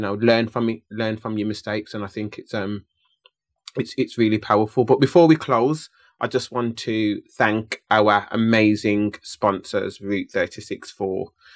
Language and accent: English; West Midlands, United Kingdom; born or raised there